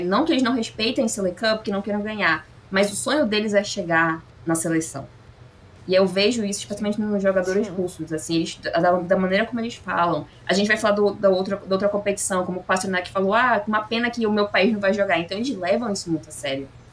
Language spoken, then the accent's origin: Portuguese; Brazil; Nós, como brasileiros